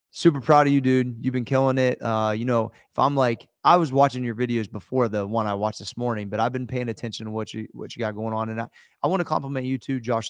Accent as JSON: {"language": "English", "region": "Ohio", "country": "United States", "said": "we're both from Ohio"}